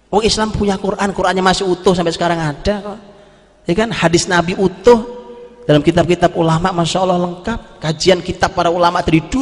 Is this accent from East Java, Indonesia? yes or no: yes; East Java, Indonesia; Zaman dulu, zaman saya di kampung, saya orang Jawa Timur di kampung.